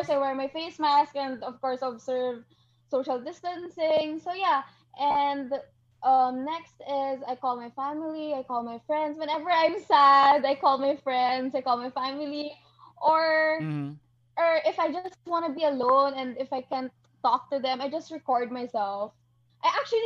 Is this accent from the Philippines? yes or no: yes; Iloilo City, Western Visayas, Philippines; moved away as an adult; now in Manila, Philippines; I'm actually in Ilonggo. I was born and raised in Iloilo, and now I study here in Manila